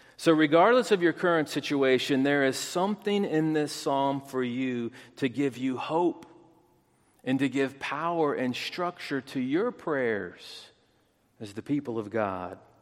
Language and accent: English; United States; as an American